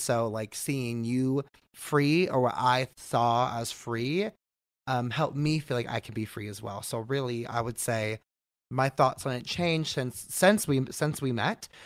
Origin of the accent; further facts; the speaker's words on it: Bay Area, California, United States; moved away as an adult; also born or lived in Long Beach; now in San Diego, United States; I grew up in the Bay Area.